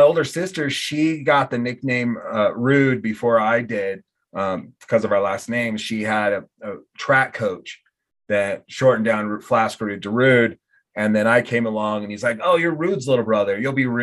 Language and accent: English; suburb of Portland, Oregon, United States; now in Laramie, United States; I'm from a suburb of Portland, Oregon.